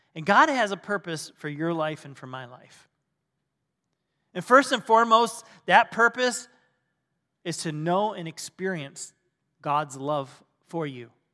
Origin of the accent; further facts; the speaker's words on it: Michigan, United States; moved away as an adult; now in Ohio, United States; we're from Michigan originally, and yeah, uh, we had to come, come down to Ohio, and, uh, we've been here the good part of our lives